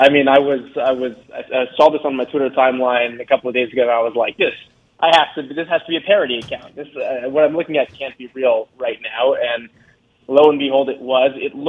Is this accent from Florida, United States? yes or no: yes; South Florida, United States; someone who's been born and raised in South Florida